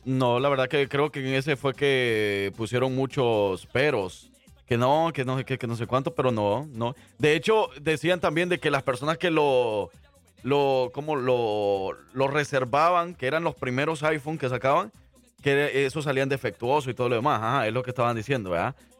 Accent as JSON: {"language": "Spanish", "country": "El Salvador", "said": "yo como salvadoreño"}